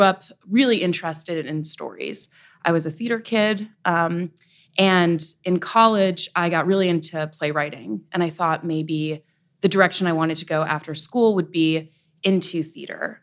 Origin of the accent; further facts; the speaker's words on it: Nyack, New York, United States; I'm from the Hudson Valley, uh, raised Irish Catholic, uh, in Nyack, New York